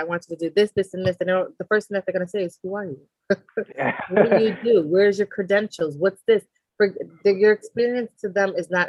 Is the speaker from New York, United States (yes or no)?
yes; New York City, New York, United States; also born or lived in Conakry, Guinea; So I was born in Guinea, Conakry. but raised in New York City.